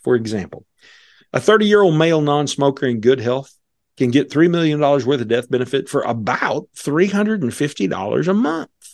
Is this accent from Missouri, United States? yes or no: yes; Missouri, United States; Missouri, because that's where he and I are from